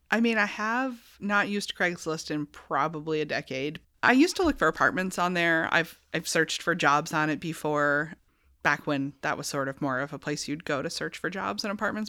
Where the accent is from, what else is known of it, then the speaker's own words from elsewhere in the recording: York, Maine, United States; now in South Berwick, United States; I grew up in York, like on Mountain Road, which is like borders South Berwick